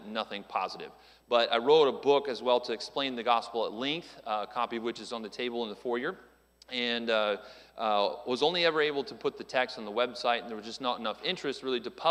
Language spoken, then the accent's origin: English; Phoenix, Arizona, United States; moved away; I was born there in Phoenix, Arizona